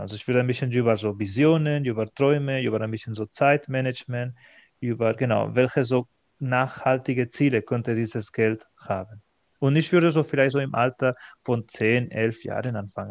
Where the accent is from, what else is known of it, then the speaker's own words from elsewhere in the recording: Spain; German is a second language; moved away as an adult; now in Germany; in meiner Heimat in Spanien